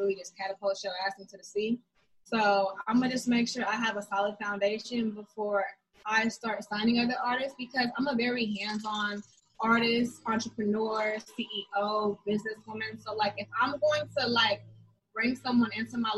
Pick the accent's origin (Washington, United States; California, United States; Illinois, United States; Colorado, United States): California, United States; the Bay Area; I'm from the Bay